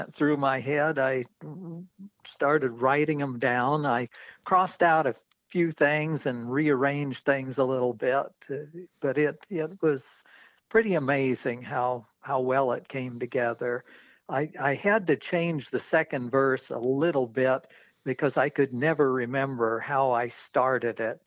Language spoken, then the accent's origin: English; Normal, Illinois, United States; moved away; I grew up in central Illinois, the Twin Cities called Bloomington Normal